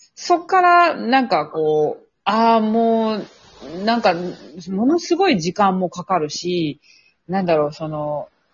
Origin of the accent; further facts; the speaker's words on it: Kansai, Japan; moved away as an adult; now in Tokyo, Japan; 地元が関西なんですけれども、えー、関西の美術系大学を卒業し